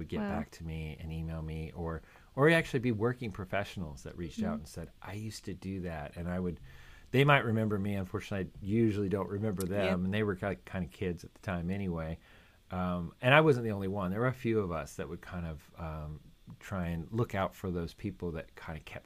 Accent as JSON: {"language": "English", "region": "California", "country": "United States", "also_born_or_lived": "Florida", "moved": "yes", "said": "I came from California, but then, of course, lived in Florida for many years."}